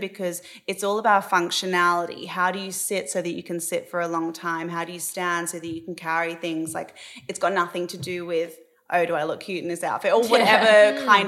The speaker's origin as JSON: {"language": "English", "country": "Australia", "tie": "born or raised there", "moved": "as an adult", "lives_now": "Los Angeles, United States", "said": "growing up in Australia"}